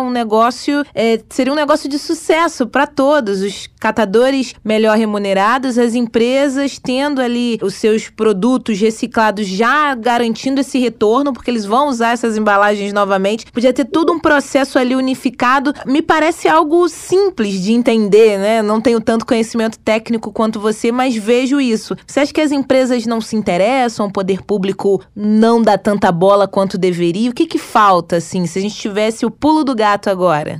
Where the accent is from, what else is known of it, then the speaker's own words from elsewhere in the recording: Magé, Rio de Janeiro, Brazil; lá na minha cidade, lá em Magé